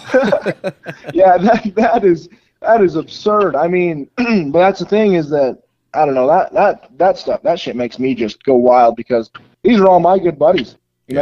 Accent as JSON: {"language": "English", "region": "Utah", "country": "United States", "said": "that's my home state"}